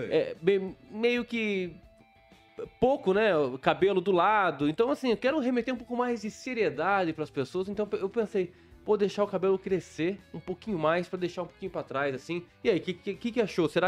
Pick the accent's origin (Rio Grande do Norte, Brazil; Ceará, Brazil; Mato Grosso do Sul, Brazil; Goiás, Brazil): Mato Grosso do Sul, Brazil; Bela Vista; born there; porque na verdade eu nasci em Bela Vista, Mato Grosso do Sul, divisa com o Paraguai.